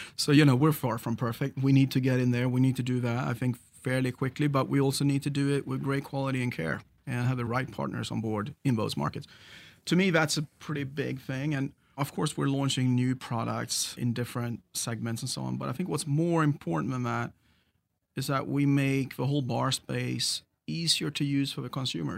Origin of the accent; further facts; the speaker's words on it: Sweden; moved away; And I grew up on the Swedish West Coast. I'm a Swede originally